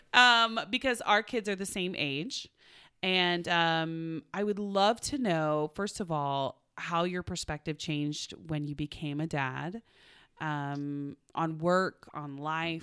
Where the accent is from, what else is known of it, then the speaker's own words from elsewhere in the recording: Oklahoma, United States; now in Los Angeles, United States; I'm from Oklahoma